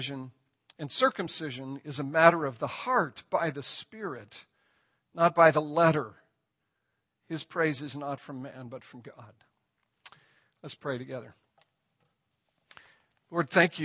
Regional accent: Ireland; I'm Irish

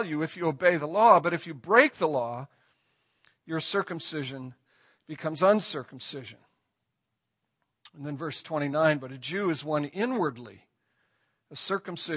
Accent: Ireland; I'm Irish

